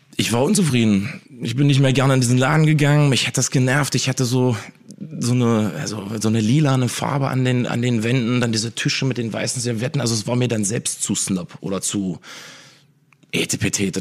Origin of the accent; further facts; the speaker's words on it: Wernigerode, Saxony-Anhalt, Germany; bei uns in Wernigerode, wo jetzt mein Restaurant Zeitwerk ist